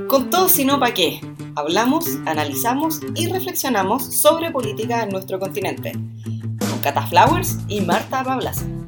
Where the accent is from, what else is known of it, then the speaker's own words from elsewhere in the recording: Chile; nosotras somos chilenas